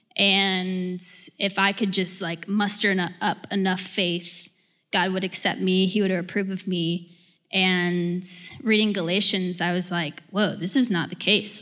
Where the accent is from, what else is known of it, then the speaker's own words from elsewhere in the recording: Alpharetta, Georgia, United States; now in Brookhaven, United States; I'm from Alpharetta and live currently in Brookhaven